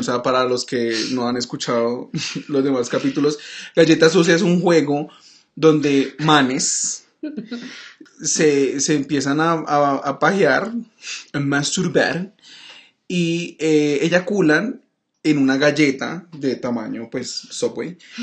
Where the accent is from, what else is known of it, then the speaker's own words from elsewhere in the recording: Cali, Valle del Cauca, Colombia; los tres éramos de Cali, somos de Cali